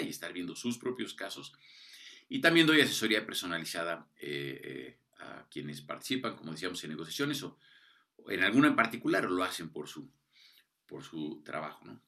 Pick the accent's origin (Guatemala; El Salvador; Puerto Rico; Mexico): Mexico; cómo somos los mexicanos, los latinoamericanos, ¿no? pero particularmente los mexicanos